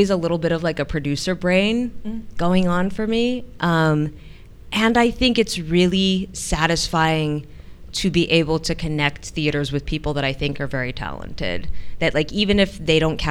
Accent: San Francisco, California, United States; now in New York, United States; in San Francisco, my hometown

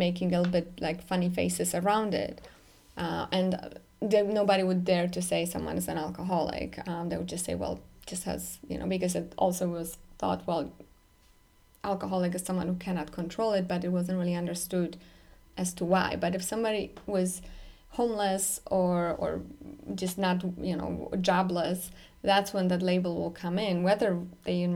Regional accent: Poland; moved away; I'm growing up in Poland specifically, that's where I grew up

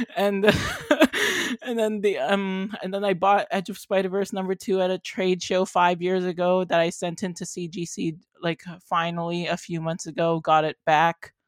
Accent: Canada; I'm from Canada

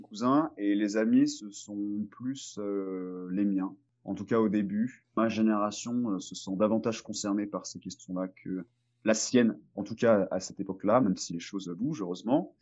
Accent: France; also born or lived in Marseille; chez nous, en France

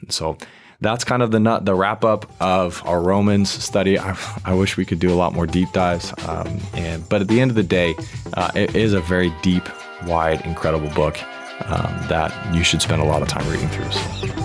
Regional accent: United States; as an American

